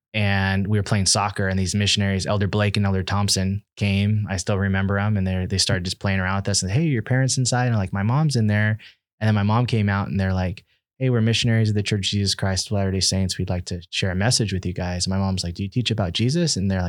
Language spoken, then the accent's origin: English; Nicaragua; also born or lived in Washington, DC, United States; Growing up, I was born in Washington, DC, and then, I was sent to live in Nicaragua